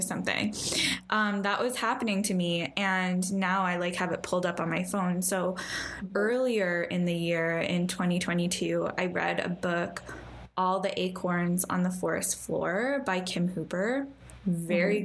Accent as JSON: {"language": "English", "country": "Canada", "said": "you and I both like being Canadian"}